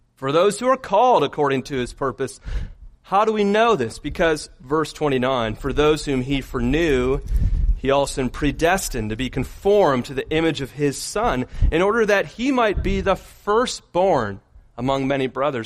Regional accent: Michigan, United States; moved away; growing up in Michigan

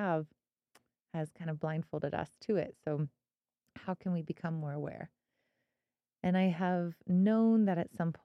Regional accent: Missouri, United States; moved away as an adult; now in Colorado, United States; I grew up in Missouri.

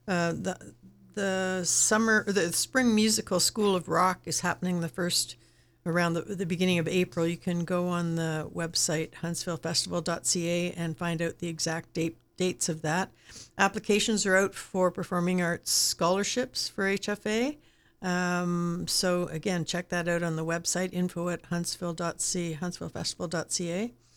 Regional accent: Southern Ontario, Canada; I grew up in the South, Southern Ontario

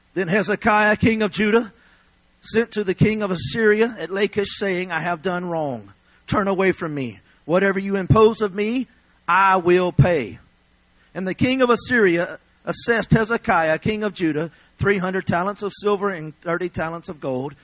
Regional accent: Louisiana, United States; I'm from Louisiana

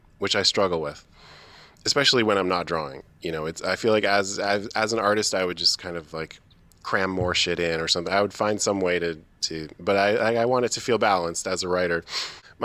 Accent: London, Ontario, Canada; I'm from that area. I'm from London, Ontario, or I was born in London, Ontario, which is about 2 hours away from Toronto

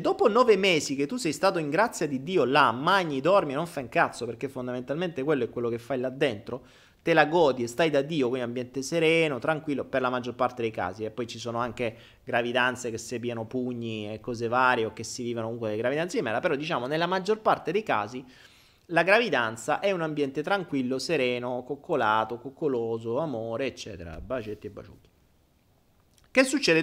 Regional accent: Rome, Lazio, Italy; sono nato a Roma l'8 dicembre

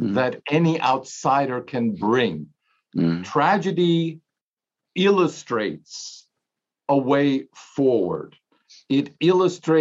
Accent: Germany; moved away; I grew up, I'm just over 60, but I grew up in Europe, in Germany

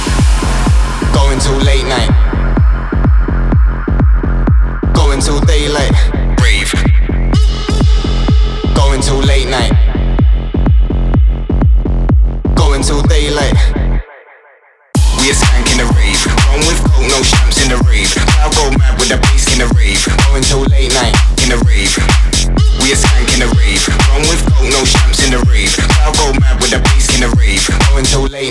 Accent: Helvoirt, North Brabant, Netherlands; Right now I'm in my hometown Helvoort, which is in the south part of the Netherlands

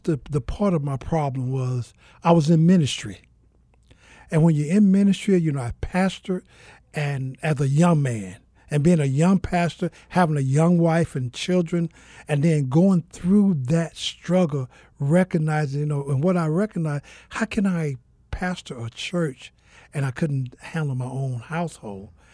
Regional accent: Mississippi, United States; also born or lived in Georgia; now in Phoenix, United States; I'm originally from Mississippi

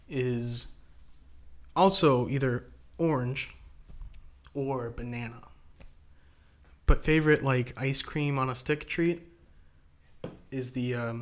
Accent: St. Clairsville, Ohio, United States; I am from St. Clairsville, Ohio. It's as far north as you can go without leaving southern Ohio. Before you're into northern Ohio, I think. It's near the northern panhandle of West Virginia.

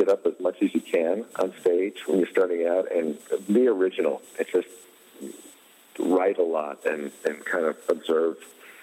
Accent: East Coast, United States; we're both from the East Coast

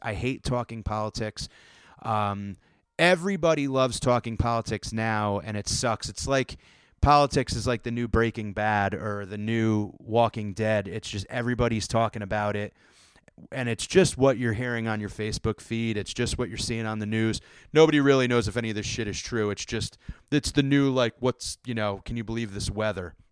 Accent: Connecticut, United States; growing up in Connecticut and the, in the Northeast in that time

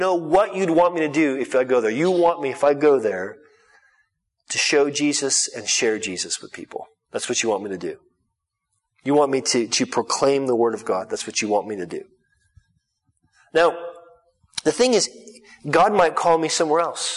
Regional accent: Southern California, United States; moved away as an adult; now in Norwich, United Kingdom; I'm from Southern California

